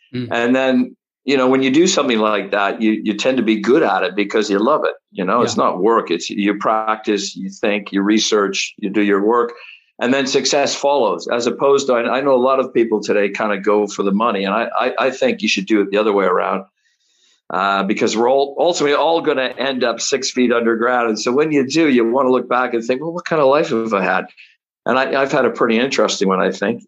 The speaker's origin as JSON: {"language": "English", "town": "Toronto", "region": "Ontario", "country": "Canada", "tie": "born or raised there", "also_born_or_lived": "Hamilton, Ontario", "moved": "as an adult", "lives_now": "United Kingdom", "said": "I was born in Toronto"}